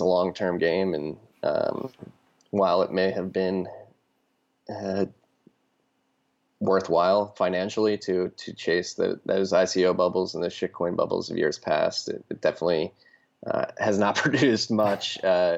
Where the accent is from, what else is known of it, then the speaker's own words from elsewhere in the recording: Philadelphia, Pennsylvania, United States; moved away; I'm from Philadelphia originally